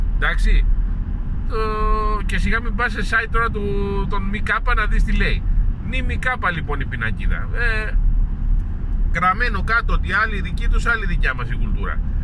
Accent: Greece; είμαι Έλληνας

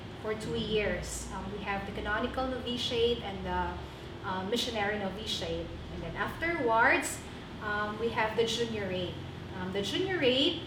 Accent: Dumanjug, Cebu, Central Visayas, Philippines; moved away as an adult; also born or lived in Cotabato / Manila / Tawi-Tawi; now in Kidapawan City, Philippines; my very own hometown in Dumanhong, Cebu

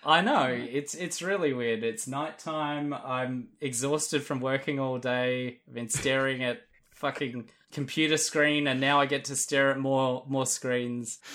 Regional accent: Australia

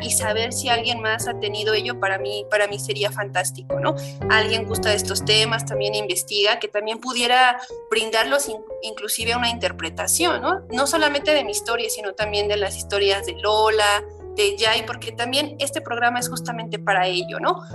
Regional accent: San Antonio la Isla, State of Mexico, Mexico; soy de San Antonio la Isla, mi papá es artesano y en la casa donde nosotros vivimos pues también vive la abuela

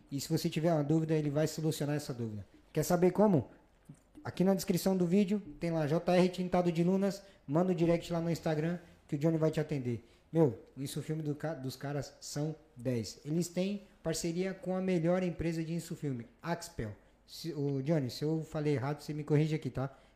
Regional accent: São Paulo, Brazil; now in Spain; Eu sou de São Paulo, mas gosto de mocotó.

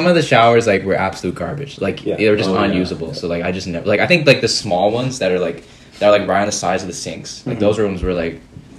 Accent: Hawaii, United States; moved away; I'm from Hawaii. I'm not Hawaiian.

